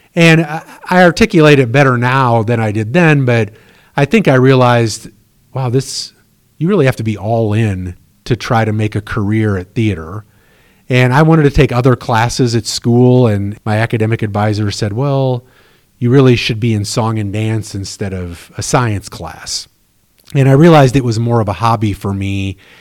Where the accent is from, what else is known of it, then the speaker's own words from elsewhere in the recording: Chenoa, Illinois, United States; moved away as an adult; also born or lived in Chicago, Illinois; growing up in Shinoa